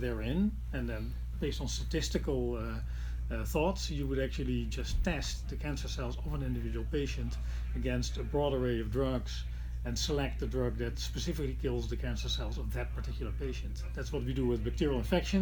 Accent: Netherlands; in my home country, in the Netherlands

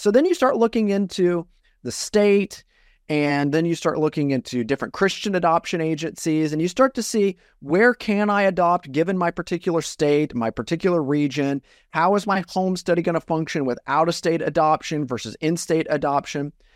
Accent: Iowa, United States; I'm originally from Iowa, and I grew up in a really small town in Iowa

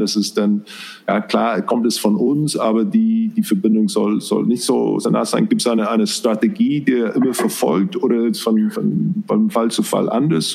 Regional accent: New Zealand; German is a second language; moved away; ich komme auch aus, äh, aus Neuseeland

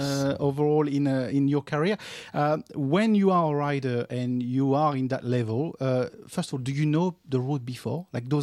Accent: Paris, Île-de-France, France; now in Australia; I'm actually Parisian. I'm not French. I'm from Paris.

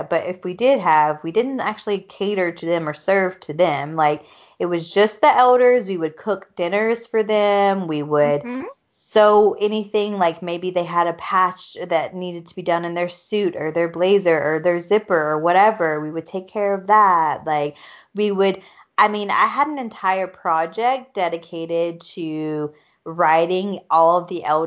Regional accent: the South, United States; I grew up in the South

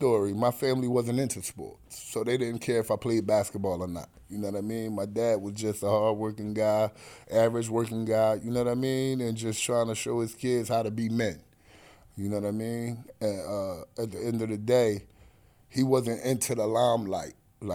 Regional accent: Atlantic City, New Jersey, United States; also born or lived in Pleasantville; But Atlantic City is home for me. I was born in Atlantic City. We moved from Atlantic City to Pleasantville, which is like moving from Brooklyn to Queens.

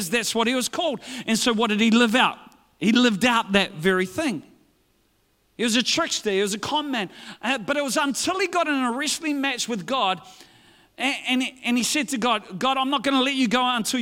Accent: New Zealand

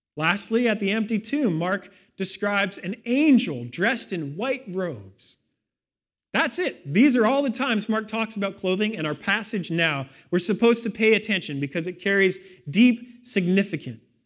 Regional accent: Victoria, British Columbia, Canada; I grew up in Victoria, right on the edge of Mount Douglas.

